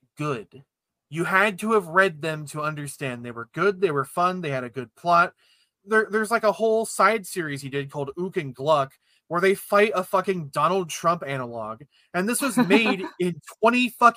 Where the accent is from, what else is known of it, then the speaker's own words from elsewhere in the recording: Ohio, United States; I'm from Ohio